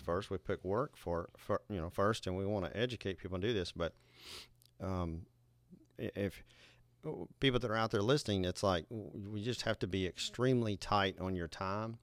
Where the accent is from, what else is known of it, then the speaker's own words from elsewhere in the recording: Nashville, Tennessee, United States; Nashville, Tennessee, my hometown